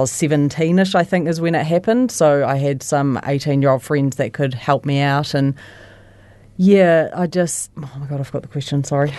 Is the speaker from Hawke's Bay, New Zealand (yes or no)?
no; Christchurch, Canterbury, New Zealand; I was born in Christchurch and I've lived in Christchurch my whole life. Um, I was brought up, like, on the east side of Christchurch